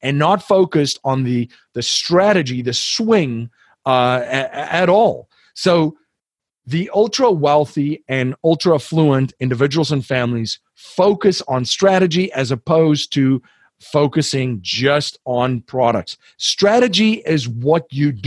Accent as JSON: {"language": "English", "country": "South Africa", "said": "I'm from South Africa"}